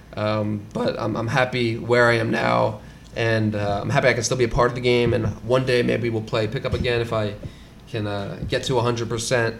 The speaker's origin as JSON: {"language": "English", "town": "Philadelphia", "region": "Pennsylvania", "country": "United States", "tie": "born or raised there", "said": "I'm from Philly, born and raised, and grew up as a lifelong athlete"}